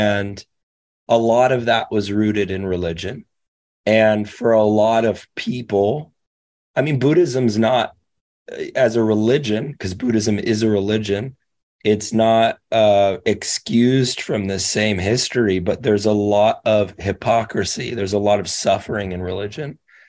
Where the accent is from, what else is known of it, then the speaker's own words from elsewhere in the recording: Nashville, Tennessee, United States; I would say that's been my experience as a Southerner. Living here since I was 6 years old